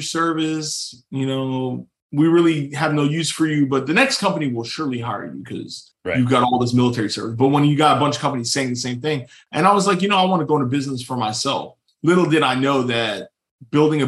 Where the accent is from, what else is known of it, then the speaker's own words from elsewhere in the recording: Houston, Texas, United States; I'm from Houston. I was raised here, went to school out here.